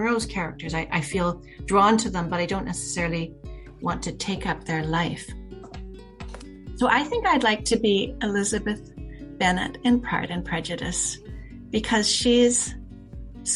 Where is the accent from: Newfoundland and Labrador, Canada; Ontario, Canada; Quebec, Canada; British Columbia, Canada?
British Columbia, Canada; Horseshoe Bay; I grew up in Horseshoe Bay